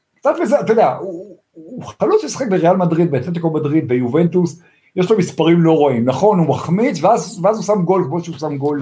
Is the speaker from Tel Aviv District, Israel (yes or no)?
yes; Tel Aviv, Tel Aviv District, Israel; אני גדלתי באמצע תל אביב